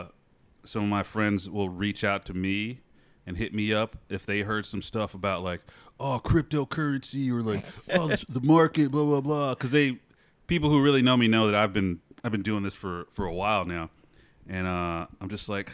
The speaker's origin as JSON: {"language": "English", "town": "Memphis", "region": "Tennessee", "country": "United States", "tie": "born or raised there", "said": "I grew up in Memphis, Tennessee"}